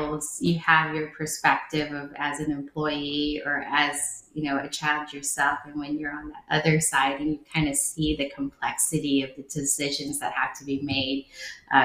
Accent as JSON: {"language": "English", "country": "United States", "tie": "born or raised there", "also_born_or_lived": "Nha Trang, Vietnam", "second_language": "English", "said": "I grew up in America, you know, I was about 6 or 7. I was a teenager in America"}